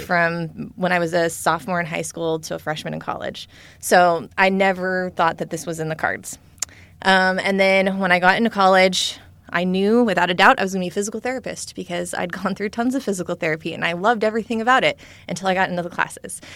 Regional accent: California, United States; I grew up in California

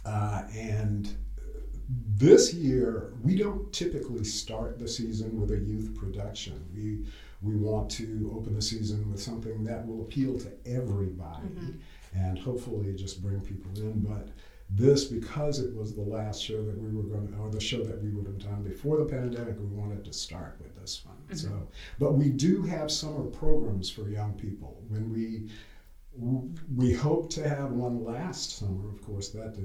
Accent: Sumter, South Carolina, United States; also born or lived in New York; I grew up in Sumter, went to Sumter High School

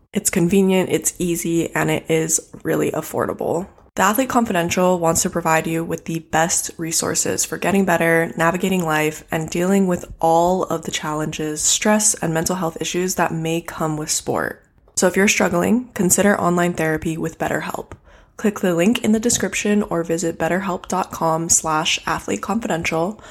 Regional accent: Hawaii, United States; I grew up in Hawaii, so I grew up in a bathing suit.

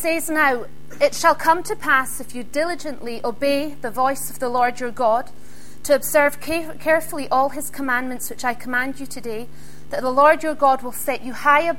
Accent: Isle of Skye, Scotland, United Kingdom; I come from the Isle of Skye

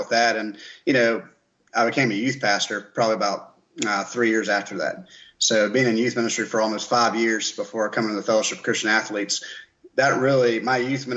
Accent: Columbia, South Carolina, United States; I was raised in South Carolina, right here in Columbia. So born and raised

